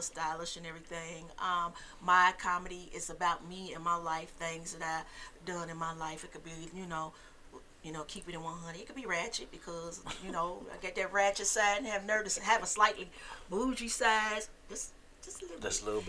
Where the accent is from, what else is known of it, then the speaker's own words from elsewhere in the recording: Indianapolis, Indiana, United States; I'm from Indianapolis. Indianapolis, Indiana, Naptown. Yep. Matter of fact, grew up in the same neighborhood